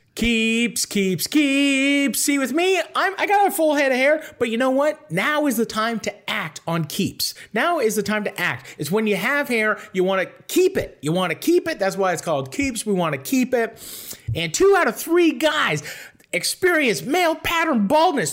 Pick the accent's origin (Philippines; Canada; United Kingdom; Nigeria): Canada; Toronto, Ontario; now in Los Angeles, United States; I'm from Toronto